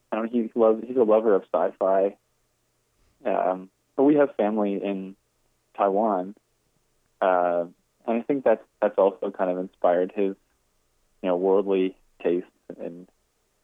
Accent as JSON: {"language": "English", "town": "Glencoe", "region": "Ontario", "country": "Canada", "tie": "born or raised there", "also_born_or_lived": "New York", "moved": "as an adult", "said": "my home, about Glencoe and the community"}